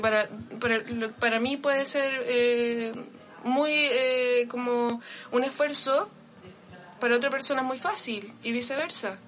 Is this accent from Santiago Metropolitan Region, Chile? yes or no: no; Vallenar, Atacama, Chile; moved away; yo nací en Vallenar y en Vallenar es una ciudad muy pequeña donde cuando había un evento uno iba a la tienda